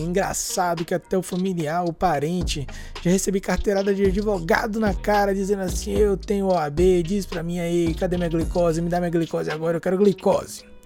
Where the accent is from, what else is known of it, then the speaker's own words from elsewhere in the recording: Salvador, Bahia, Brazil; nós somos de Salvador, Bahia